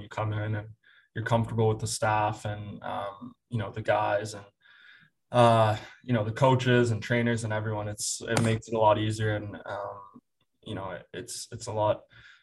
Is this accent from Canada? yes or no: yes; Aurora, Ontario, Canada; Aurora, Ontario, my hometown